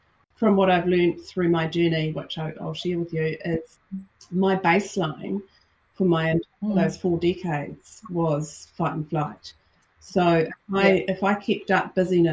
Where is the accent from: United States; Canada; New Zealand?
New Zealand; I'm Kiwi, based in New Zealand, live in New Zealand, born and bred